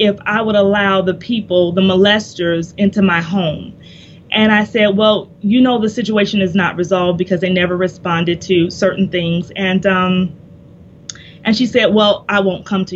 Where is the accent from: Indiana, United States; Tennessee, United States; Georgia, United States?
Indiana, United States; moved away as an adult; also born or lived in Kentucky; I'm originally from Indiana